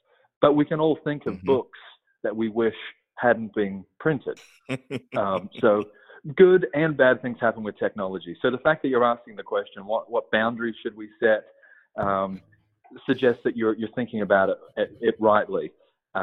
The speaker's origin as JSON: {"language": "English", "country": "Australia", "moved": "as an adult", "lives_now": "United States", "said": "I'm not from Texas. Originally from Australia. And I moved here at the beginning of 2012 with my wife and three kids at the time."}